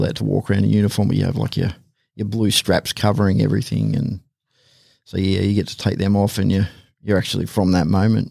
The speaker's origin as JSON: {"language": "English", "area": "the Hawkesbury", "region": "New South Wales", "country": "Australia", "tie": "born or raised there", "said": "I grew up in the Hawkesbury, so it was supposed to say semi-rural, grew up on Acreage"}